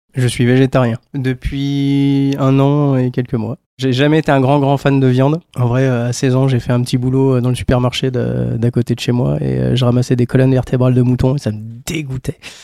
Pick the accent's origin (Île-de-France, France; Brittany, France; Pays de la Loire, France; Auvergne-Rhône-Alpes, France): Auvergne-Rhône-Alpes, France; Haute-Savoie; j'ai grandi en Haute-Savoie.